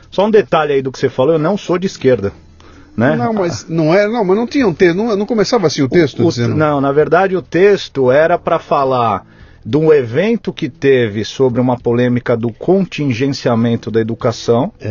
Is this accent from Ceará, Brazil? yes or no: no; São Paulo, Brazil; born there; nasci em São Paulo, capital, bairro do Itaim Bibi.